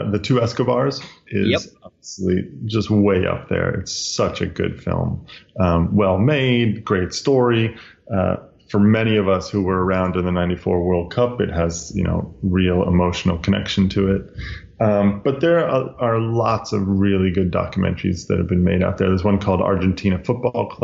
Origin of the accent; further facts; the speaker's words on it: United States; I'm an American soccer guy